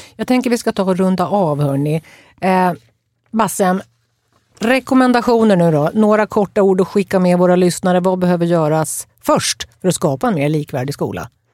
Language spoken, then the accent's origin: Swedish; inland Norrland, Sweden; Jag kommer själv från Norrlands inland